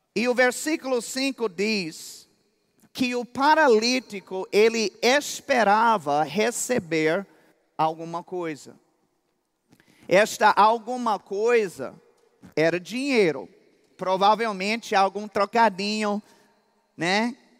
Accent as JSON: {"language": "Portuguese", "country": "United States", "also_born_or_lived": "Campina Grande, Brazil", "second_language": "Portuguese", "moved": "yes", "said": "eu sou mais campinense do que americano"}